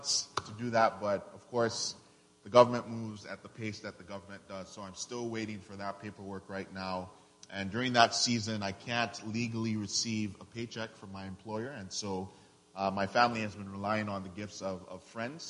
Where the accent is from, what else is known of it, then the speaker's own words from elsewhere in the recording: Nigeria; now in Houston, United States; I'm originally from Nigeria, and I live and work in Houston's historic Third Ward as a missionary.